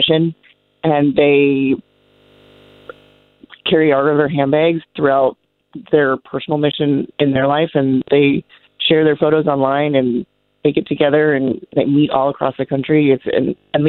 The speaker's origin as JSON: {"language": "English", "region": "Montana", "country": "United States", "said": "I'm from Montana"}